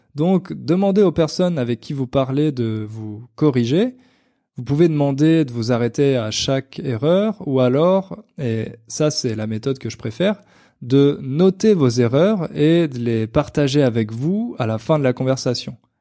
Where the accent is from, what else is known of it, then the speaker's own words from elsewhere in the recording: Portugal; French is a second language; je viens du Portugal